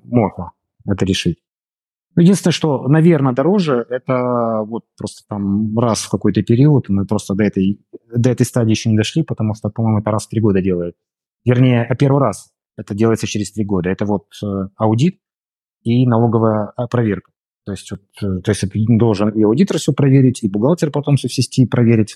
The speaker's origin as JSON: {"language": "Russian", "town": "Brest", "region": "Brest Region", "country": "Belarus", "also_born_or_lived": "Moscow, Russia", "moved": "as an adult", "lives_now": "Limassol, Cyprus", "said": "Я сам из Беларуси, из города Бреста."}